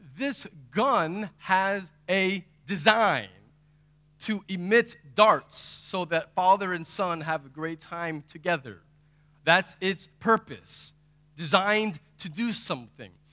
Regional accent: Texas, United States; I'm from Texas

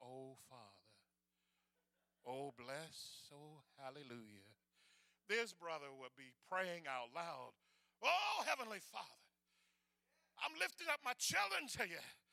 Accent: the Florida Panhandle, United States; In that part of Florida that I grew up in, the Panhandle

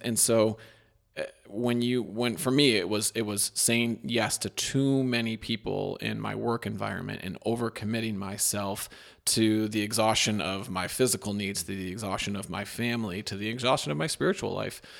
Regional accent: Midwest, United States; am I from the Midwest

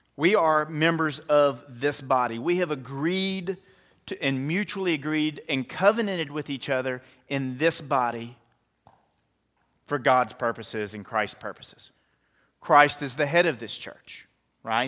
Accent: United States; as Americans

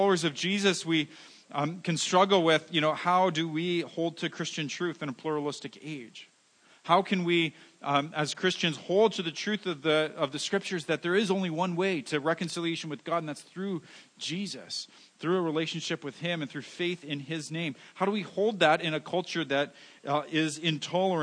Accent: Canada; we're Canadian

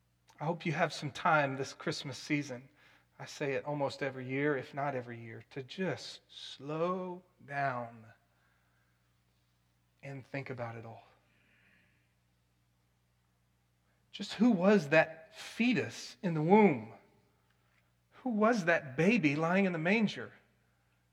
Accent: Plano, Texas, United States; growing up in Plano

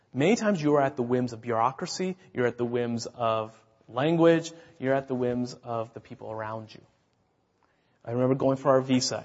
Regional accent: United States; moved away as an adult; now in Czech Republic; I was the first American to live in this town

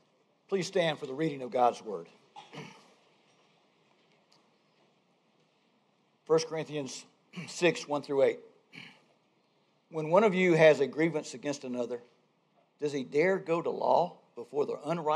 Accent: Georgia, United States; moved away as an adult; also born or lived in Albany, Georgia; now in North Carolina, United States; I grew up in the South. Georgia.

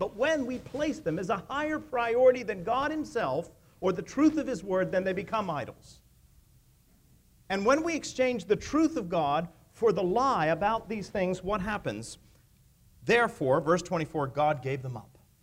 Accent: near Pittsburgh, Pennsylvania, United States; moved away; I grew up in Pennsylvania, as most of you know, near Pittsburgh

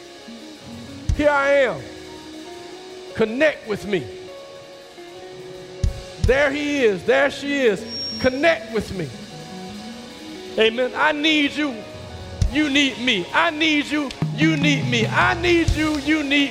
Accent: the South, United States; I'm from the South. We speak to people

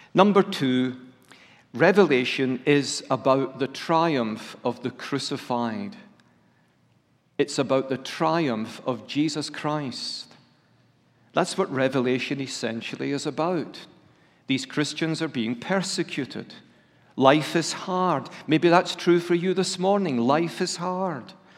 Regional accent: Scotland, United Kingdom; I'm a Scot who's part of the United Kingdom

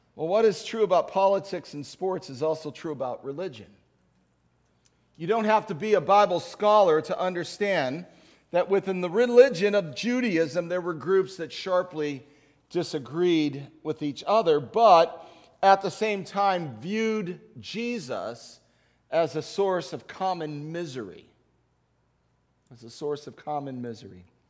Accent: Chicago, Illinois, United States; as a child growing up in Chicago in the nineteen sixties

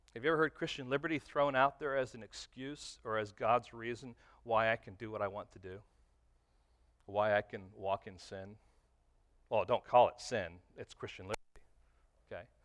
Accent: Detroit, Michigan, United States; moved away; I was from Detroit

